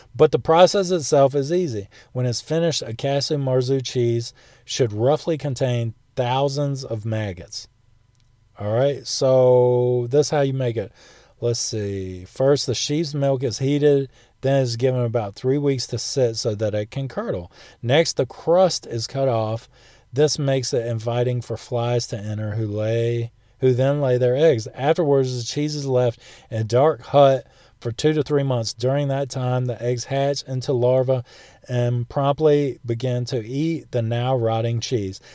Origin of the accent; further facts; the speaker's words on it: United States; that's being American